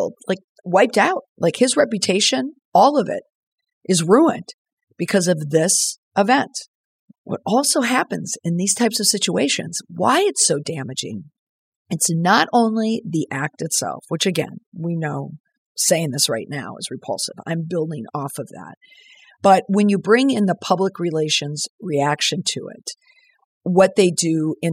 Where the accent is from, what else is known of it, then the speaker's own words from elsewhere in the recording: Minneapolis, Minnesota, United States; my hometown, Minneapolis